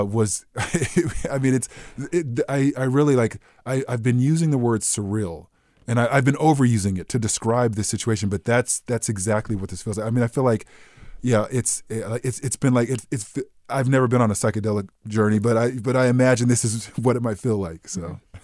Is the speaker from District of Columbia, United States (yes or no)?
no; Southern California, United States; I grew up in Southern California